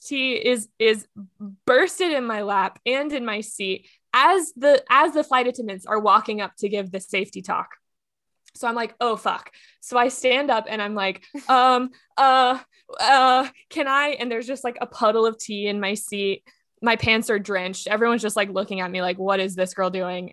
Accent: Texas, United States; now in Los Angeles, United States; I am from Texas

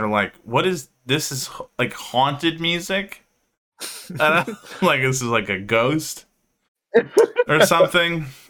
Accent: Dearborn, Michigan, United States

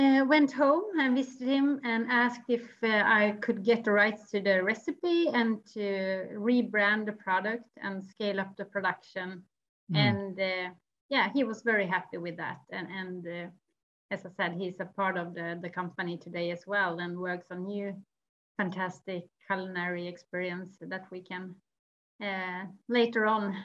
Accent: Orsa, Dalarna County, Sweden; Yeah, I can take you back to my hometown, Orsa. It's a small village in the middle of Sweden where I grew up.

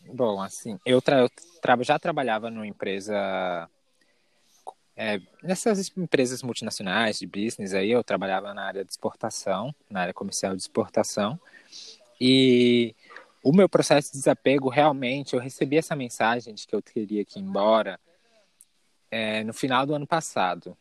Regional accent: São Paulo, Brazil; moved away as an adult; now in Vale do Capão, Brazil; sou da capital de São Paulo, nasci e cresci lá.

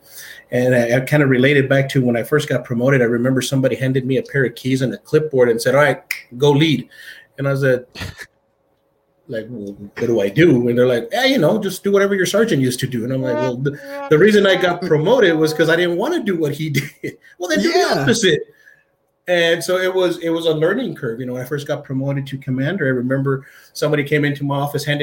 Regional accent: El Paso, Texas, United States; I was born and raised here in El Paso, poor side of town, wrong side of the tracks

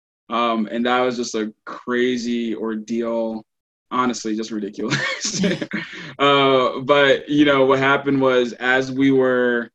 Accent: Baton Rouge, Louisiana, United States; moved away as an adult; now in New Jersey, United States; originally I'm from Baton Rouge, Louisiana

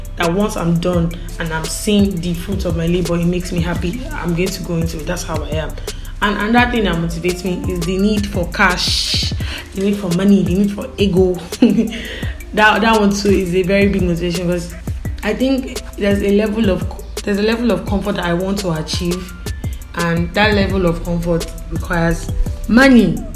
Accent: Igbo, Igboland, Nigeria; accent: Igbo; I'm Igbo, by the way, I'm Igbo. I don't know if you tell from my diction or accent, but I'm Igbo.

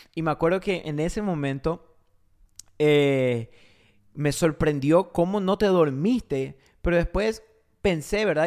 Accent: Paraguay; also born or lived in Argentina; yo soy argentino, criado en Paraguay

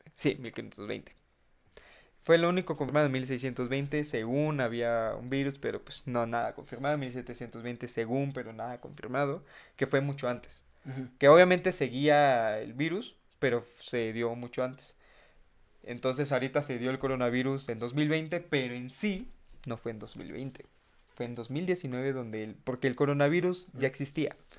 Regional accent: Mexico; cuántos mexicanos somos

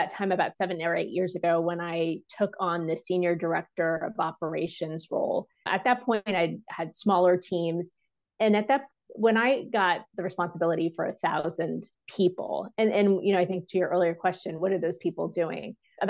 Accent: India; because it wasn't about me advocating as an Indian woman in a room.

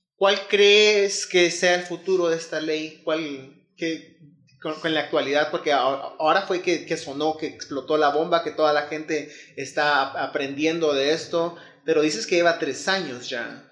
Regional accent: Guatemala; siendo todos guatemaltecos

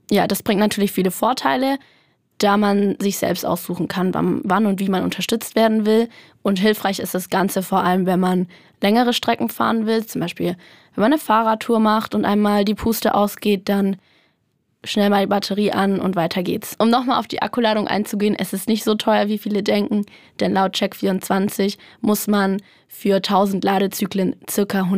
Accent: Würzburg, Bavaria, Germany; Ja, ich komme aus Würzburg. Direkt.

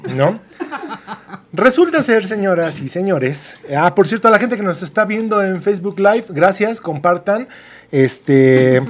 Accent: Mexico; como buenos mexicanos

